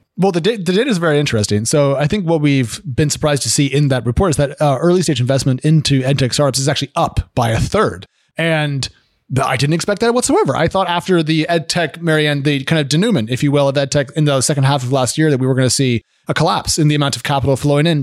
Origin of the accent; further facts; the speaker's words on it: Oregon, United States; I grew up in Oregon on a house that had a well because we were out, uh, out of town a little bit